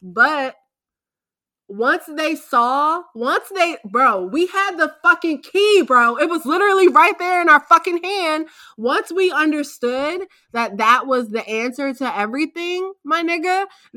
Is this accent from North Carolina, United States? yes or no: no; Wheeler Road, Maryland side, United States; I grew up on Wheeler Road, but it was on the Maryland side.